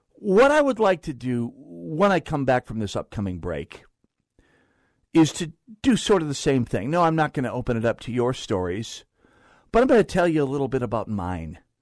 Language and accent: English; North Dakota, United States; I grew up in a liberal family in North Dakota